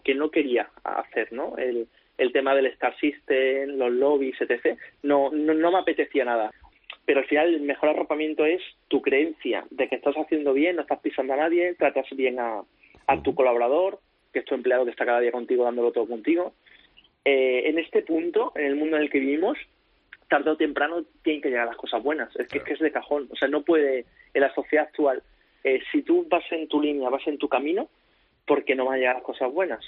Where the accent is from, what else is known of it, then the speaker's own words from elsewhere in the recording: Córdoba, Andalusia, Spain; also born or lived in Valencia; yo puedo estar en mi ciudad, con mi gente, en mi tierra